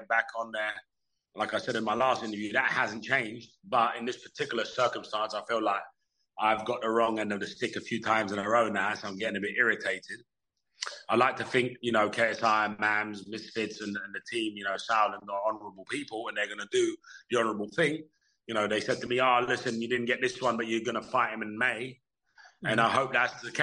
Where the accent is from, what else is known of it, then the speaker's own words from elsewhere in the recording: London, United Kingdom; my hometown in Wembley, 5 minutes from where I grew up